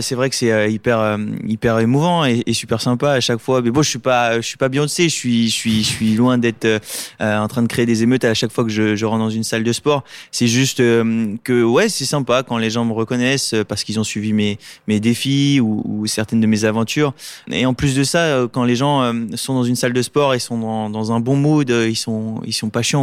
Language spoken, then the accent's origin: French; Lunéville, Grand Est, France; je suis né euh, à Lunéville en, en Lorraine